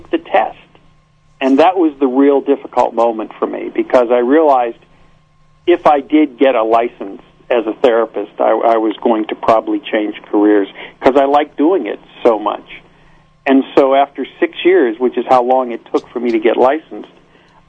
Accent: Pittsburgh, Pennsylvania, United States; moved away as an adult; now in Los Angeles, United States; I came from Pittsburgh, where I was born and raised

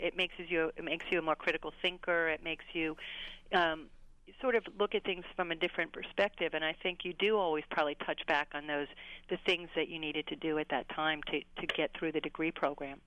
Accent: Pittsburgh, Pennsylvania, United States; moved away; also born or lived in New York; I went back home to Pittsburgh and I started writing for anybody who would have me. I did a nightlife column for the Pittsburgh Magazine, my hometown.

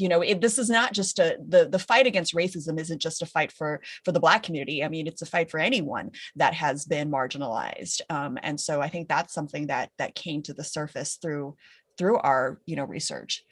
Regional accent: California, United States; growing up in California

